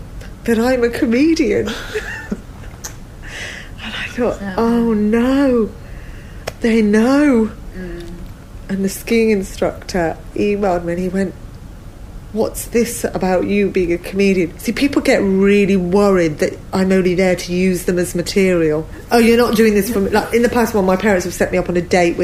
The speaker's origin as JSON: {"language": "English", "region": "London", "country": "United Kingdom", "said": "I'm from London"}